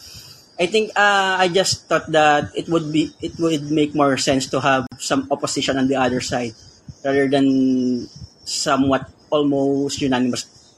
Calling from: Philippines; I'm from greetings from the Philippines.

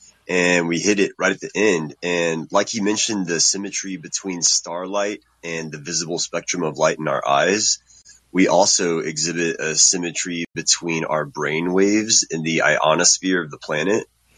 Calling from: Texas, United States; What's up, Space Cadets? I'm from Texas.

